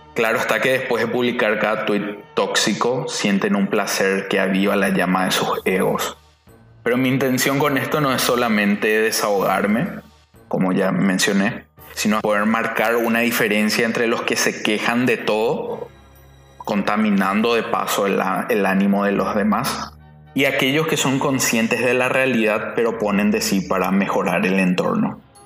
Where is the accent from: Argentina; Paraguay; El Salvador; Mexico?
Paraguay; en mi país